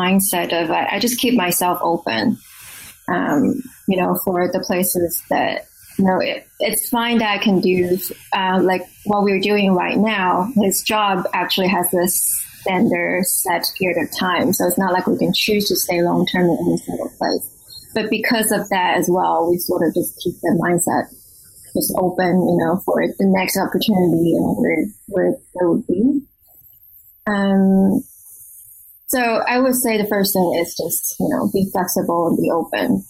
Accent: Taiwan; moved away as an adult; also born or lived in Pittsburgh / Washington, District of Columbia, United States / India / Mexico; now in Arlington, Virginia, United States; I'm originally from Taiwan, I went to school there. I graduated college there, and then I came to the U.S. for master's degree

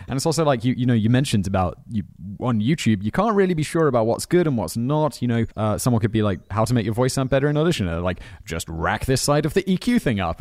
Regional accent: Headcorn, South East England, United Kingdom; I grew up near, uh, between, in a village called Headcorn, which is between Maidstone

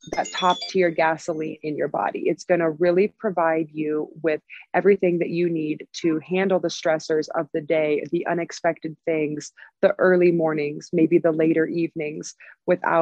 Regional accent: Southern California, United States; moved away as an adult; also born or lived in San Diego; now in Denver, United States; I moved from San Diego. So I have lived in Southern California my whole life.

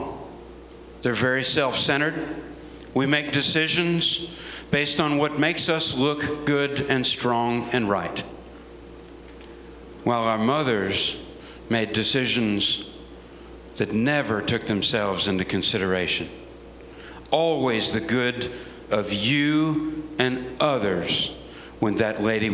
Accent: United States; As an American soldier

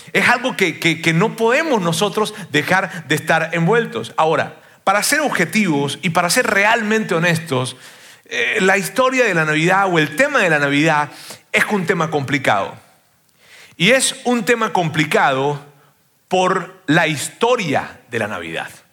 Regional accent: Venezuela; como venezolano

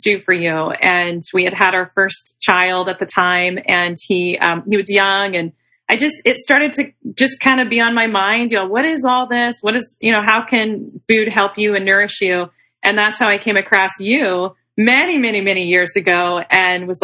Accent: Arkansas, United States; also born or lived in Texas; now in California, United States; I'm actually originally from Arkansas. I'm from the South

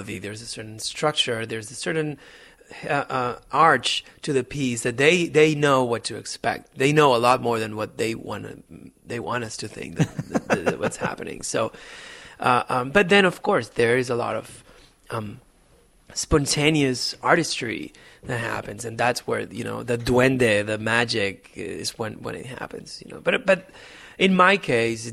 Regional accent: Barcelona, Catalonia, Spain; moved away; I'm from Barcelona, which is in the northeast of Spain, and I am from a very Catalan background.

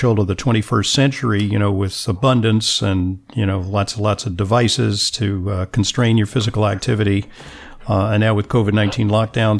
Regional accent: Los Angeles, California, United States; I'm from Los Angeles

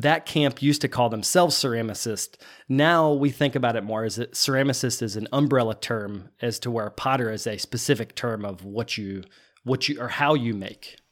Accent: Virginia, United States; moved away as an adult; also born or lived in North Carolina / Shanghai, China; now in New Jersey, United States; I grew up in Virginia, but went to school in North Carolina

